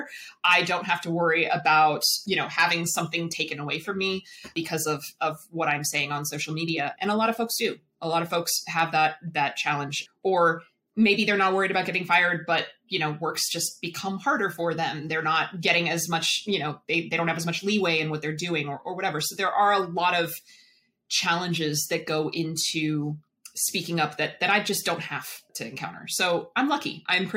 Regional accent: Virginia, United States; I grew up in Virginia

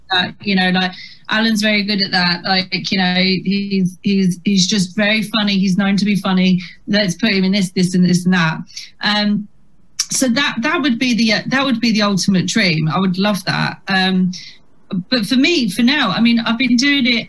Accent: Chatham, South East England, United Kingdom; accent: Chatham; moved away as an adult; when I was growing up in Chatham

